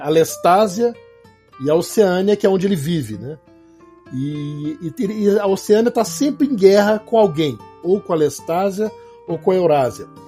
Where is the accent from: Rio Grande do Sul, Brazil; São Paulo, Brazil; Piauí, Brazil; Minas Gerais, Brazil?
Minas Gerais, Brazil; Belo Horizonte; eu sou mineiro de Belo Horizonte